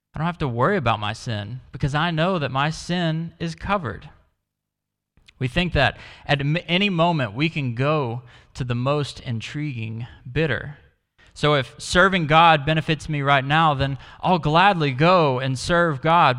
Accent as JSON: {"language": "English", "town": "Dallas", "region": "Texas", "country": "United States", "moved": "yes", "said": "I come from Dallas in the US"}